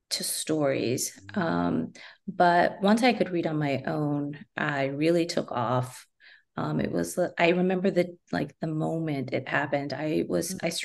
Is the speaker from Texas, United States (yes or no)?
yes; San Antonio, Texas, United States; growing up in San Antonio, I, I, mean, I love books, but I can't believe I picked the Spurs first.